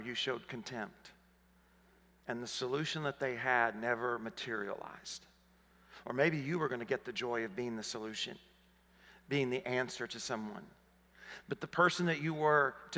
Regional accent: Arkansas, United States; accent: southern; moved away as an adult; I grew up in Arkansas. And I assumed she was hearing my southern accent.

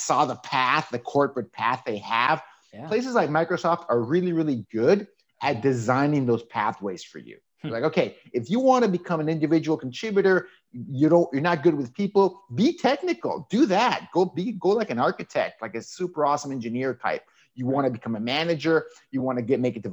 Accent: Tijuana, Baja California, Mexico; accent: Southern California; born and raised in Tijuana, Mexico, on the border with the U.S.

